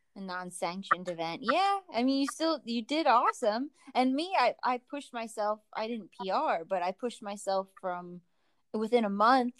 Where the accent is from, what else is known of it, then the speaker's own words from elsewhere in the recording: New Jersey, United States; moved away; I'm from New Jersey